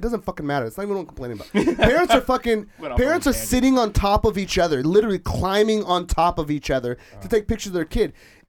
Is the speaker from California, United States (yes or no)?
yes; Anaheim, California, United States; born or raised there